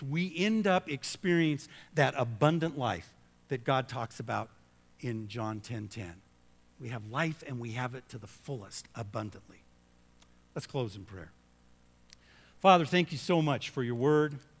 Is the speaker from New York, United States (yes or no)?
no; Southern California, United States; I grew up in Southern California